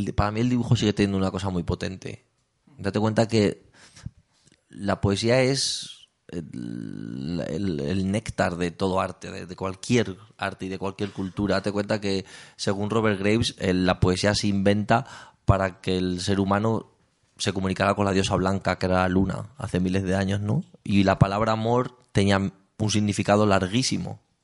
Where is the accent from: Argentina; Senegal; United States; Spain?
Spain; Talavera de la Reina, Castilla-La Mancha; also born or lived in Cuenca; yo soy de Castilla-La Mancha.